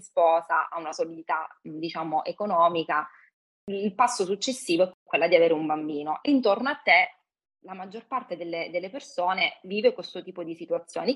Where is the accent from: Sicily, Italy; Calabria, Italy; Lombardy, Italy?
Calabria, Italy; also born or lived in Milan; now in Rome, Italy; vivo a Roma, sono calabrese ho vissuto per un periodo a Milano